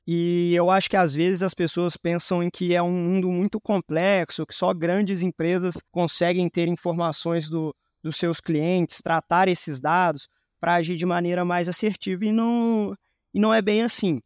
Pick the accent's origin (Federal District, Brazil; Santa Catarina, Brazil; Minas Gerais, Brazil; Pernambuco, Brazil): Minas Gerais, Brazil; Belo Horizonte; moved away as an adult; now in São Paulo, Brazil; eu sou mineiro de Belo Horizonte, mas resido em São Paulo há mais ou menos seis anos